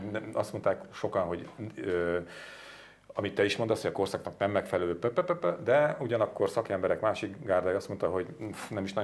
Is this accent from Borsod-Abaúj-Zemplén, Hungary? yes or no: yes; Füzér area, Borsod-Abaúj-Zemplén, Hungary; ott nőttem fel.